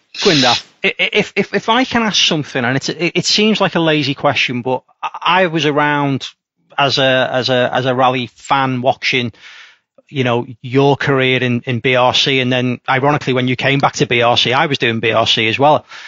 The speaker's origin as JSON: {"language": "English", "town": "Liverpool", "region": "North West England", "country": "United Kingdom", "said": "I come from Liverpool."}